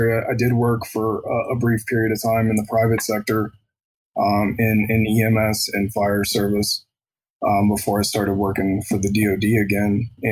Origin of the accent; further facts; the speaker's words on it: Columbus, Ohio, United States; now in Sierra Vista, United States; I'm from Columbus, Ohio.